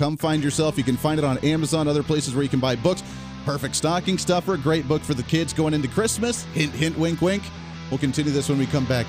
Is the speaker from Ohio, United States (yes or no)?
yes; Toledo, Ohio, United States; I grew up near the Toledo areas where I grew up for most of my elementary, middle school, and college times. I went to Bowling Green State University.